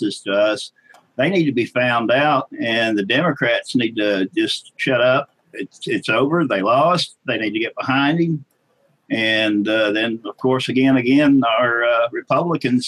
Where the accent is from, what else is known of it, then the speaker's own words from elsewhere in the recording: Ardmore, Oklahoma, United States; I'm from Ardmore, Oklahoma.